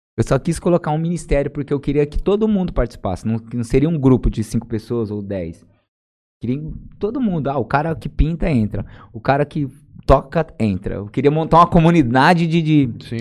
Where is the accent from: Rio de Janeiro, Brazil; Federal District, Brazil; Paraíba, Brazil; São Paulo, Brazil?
São Paulo, Brazil; São José do Rio Preto; also born or lived in Jales; Eu nasci na cidade de Jales mesmo, né? Eu nasci aqui é, na Santa Casa de Misericórdia. E fui criado na Vila União de Jales aqui, né? Até os oito anos de idade. E aí depois eu fui para São José do Rio Preto, na Zona Norte lá.